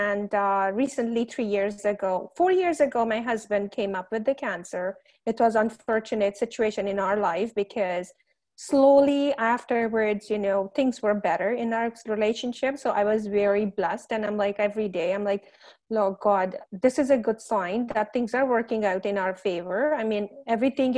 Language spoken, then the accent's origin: English; India; moved away as an adult; now in Canada; I came from India 15 years ago as a student